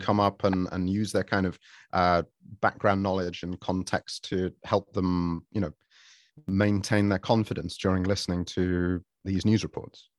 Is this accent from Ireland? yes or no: no; Sheffield, Yorkshire and the Humber, United Kingdom; now in Japan; I, myself, I'm from Sheffield.